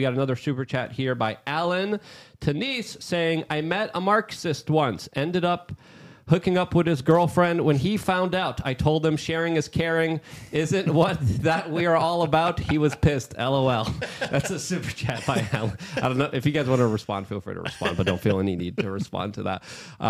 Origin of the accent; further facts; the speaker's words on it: Poland; I was born and raised in Poland. I was still a very young baby during the official kind of Soviet bloc times